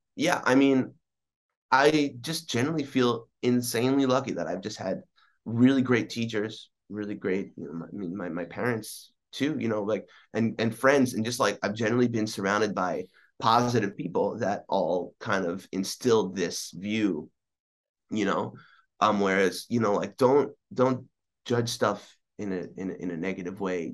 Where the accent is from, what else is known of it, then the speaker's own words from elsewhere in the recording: East Meadow, New York, United States; I was born in on Long Island, um, and I grew up primarily in a town called East Meadow